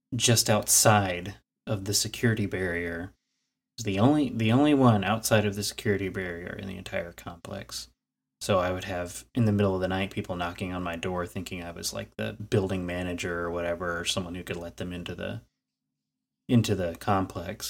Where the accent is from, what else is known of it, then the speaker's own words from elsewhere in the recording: Clifton, Texas, United States; shortly after moving to what I refer to now as my hometown, uh, Clifton, Texas